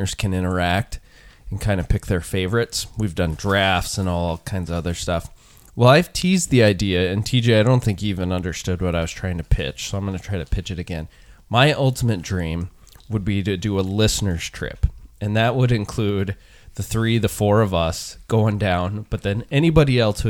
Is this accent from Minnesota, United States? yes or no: yes; Minnesota, United States; We're also from Minnesota